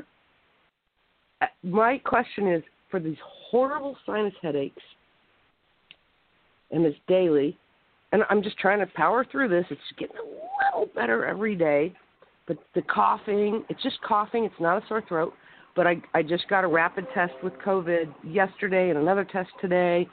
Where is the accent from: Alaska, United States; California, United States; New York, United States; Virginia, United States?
Alaska, United States; moved away; I grew up in Alaska 40 years ago